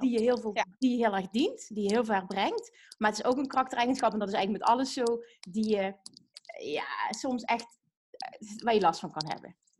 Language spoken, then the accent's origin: Dutch; Limburg, Netherlands